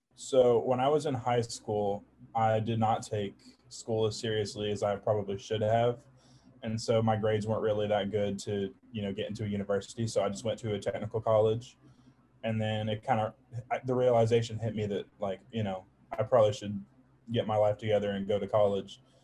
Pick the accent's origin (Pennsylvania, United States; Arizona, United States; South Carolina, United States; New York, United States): South Carolina, United States; Charleston; I'm from Charleston, South Carolina